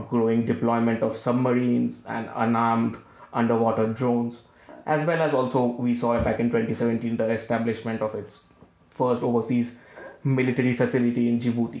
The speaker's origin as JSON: {"language": "English", "country": "India", "said": "as Indian viewers"}